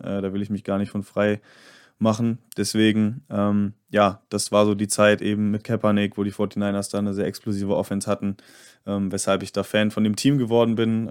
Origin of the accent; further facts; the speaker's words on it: Bielefeld, North Rhine-Westphalia, Germany; ich komme nämlich auch aus Nordrhein-Westfalen, aus Bielefeld.